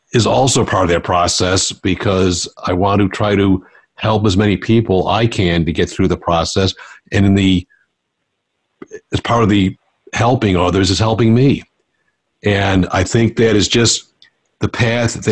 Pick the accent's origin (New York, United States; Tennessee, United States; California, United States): New York, United States; Buffalo; I was born and raised in Buffalo